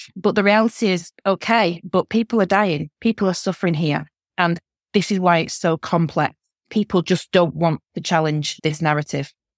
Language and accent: English; the north of England, United Kingdom; accent: northern; I'm a northerner, my accent, you can tell